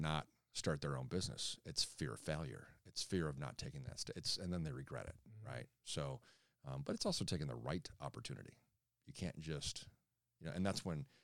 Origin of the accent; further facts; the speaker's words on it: Chicago, Illinois, United States; growing up in Chicago, being a Bulls fan